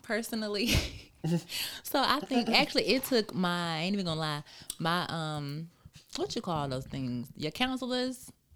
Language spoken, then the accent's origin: English; Charlotte, North Carolina, United States; also born or lived in Wilson, North Carolina; now in Atlanta, United States; I am from West Side of Charlotte